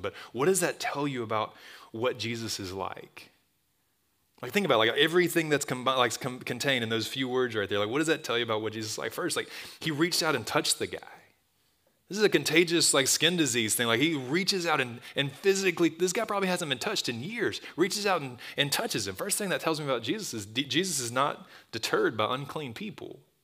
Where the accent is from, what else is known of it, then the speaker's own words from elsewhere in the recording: Tuscaloosa, Alabama, United States; I grew up in Tuscaloosa. It's my hometown. I was gone for a long time. I'm back